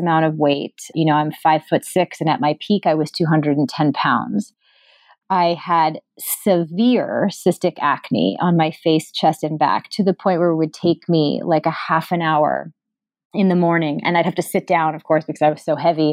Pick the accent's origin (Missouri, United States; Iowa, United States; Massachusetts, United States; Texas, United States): Massachusetts, United States; Newton; I grew up in Newton, Massachusetts